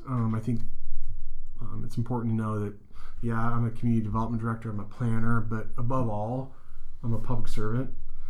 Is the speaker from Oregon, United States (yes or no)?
yes; Springfield, Oregon, United States; I was born and raised in Springfield, Oregon, did my undergrad work in Ashland, and then did my grad school work in Eugene at the University of Oregon.